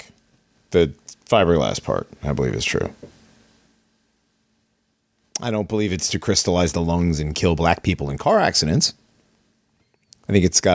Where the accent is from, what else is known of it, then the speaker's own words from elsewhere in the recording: Hartford, Connecticut, United States; I grew up in and around Hartford, Connecticut.